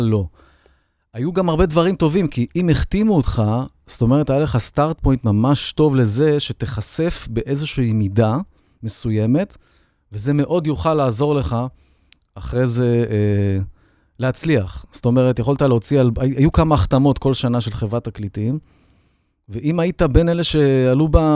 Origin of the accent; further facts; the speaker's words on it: Holon, Tel Aviv District, Israel; also born or lived in Bat Yam; אני הייתי יליד בת ים חולון